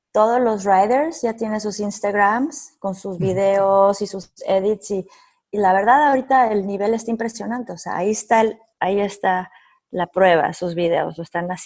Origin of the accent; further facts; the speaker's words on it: Mexico; No sé si soy la única mexicana